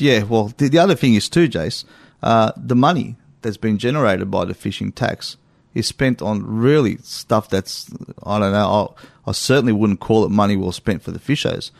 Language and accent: English; Australia; I'm an Australian